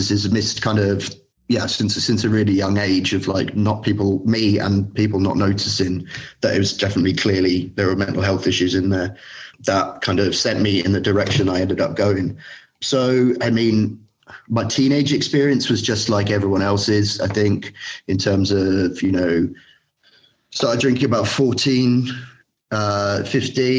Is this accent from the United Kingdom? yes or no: yes; London, United Kingdom; now in Berlin, Germany; I'm from London, East London, but I live in Germany. I live in Berlin.